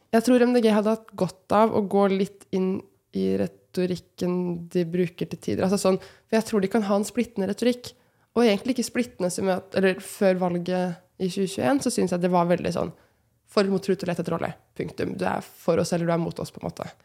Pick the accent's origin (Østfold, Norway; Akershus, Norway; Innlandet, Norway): Østfold, Norway; Moss; Og jeg kommer jo personlig fra Moss, veldig glad i Moss